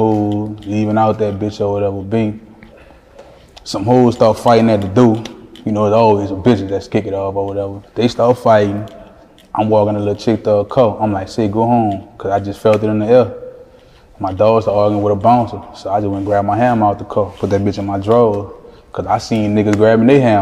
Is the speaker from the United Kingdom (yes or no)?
no; New Orleans, Louisiana, United States; also born or lived in Iowa / Baton Rouge; I moved to New Orleans when I was like 3 because I'm originally born in Iowa